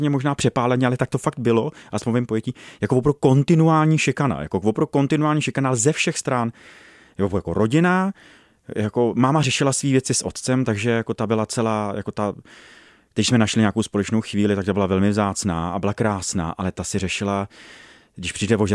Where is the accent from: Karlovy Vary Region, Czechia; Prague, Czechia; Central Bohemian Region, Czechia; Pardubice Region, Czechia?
Karlovy Vary Region, Czechia; Ostrov nad Ohří; V Ostrově nad Ohří.